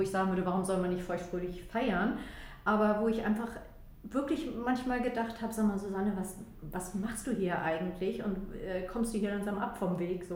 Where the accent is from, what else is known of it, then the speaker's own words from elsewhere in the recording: Flensburg, Schleswig-Holstein, Germany; da, wo ich herkomme, äh, also ich komme von der flensburgischen, äh, also von der deutsch-dänischen Grenze aus Flensburg